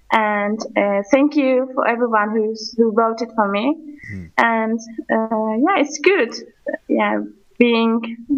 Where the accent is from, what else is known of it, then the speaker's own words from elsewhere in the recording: Bursa, Turkey; English is a second language; moved away as an adult; now in Hendek, Turkey; Because originally I'm from Bursa.